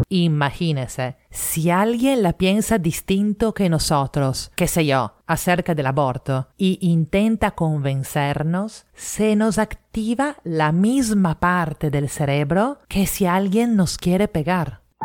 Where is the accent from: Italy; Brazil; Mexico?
Italy; now in Lima, Peru; italiana en Lima